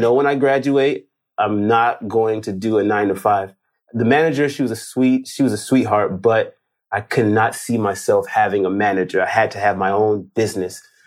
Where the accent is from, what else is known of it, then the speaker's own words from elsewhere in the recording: Los Angeles, California, United States; I'm from Los Angeles, as you, you, you mentioned, from L A.